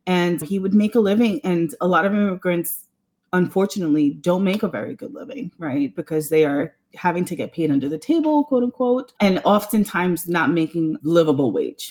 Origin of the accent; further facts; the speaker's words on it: New York City, New York, United States; we were, you know, latchkey kids growing up in New York City